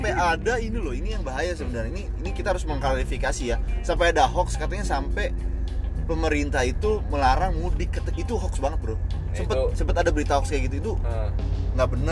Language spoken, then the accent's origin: Indonesian; Cikarang, West Java, Indonesia; eh kita orang Cikarang bre bahasa tahu coba